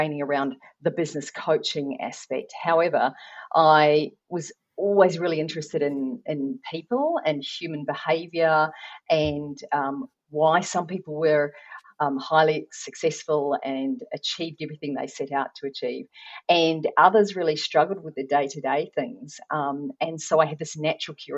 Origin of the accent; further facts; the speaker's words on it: New Zealand; I'm not Australian. I am from New Zealand